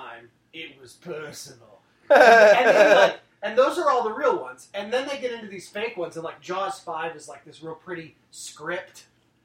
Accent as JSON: {"language": "English", "town": "Chicago", "region": "Illinois", "country": "United States", "said": "We're all from Chicago"}